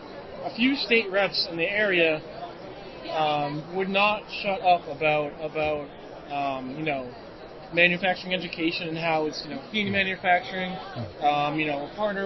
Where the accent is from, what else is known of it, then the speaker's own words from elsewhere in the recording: Central Massachusetts, United States; I'm from Central Massachusetts. And work for the local business journal in Worcester, Massachusetts.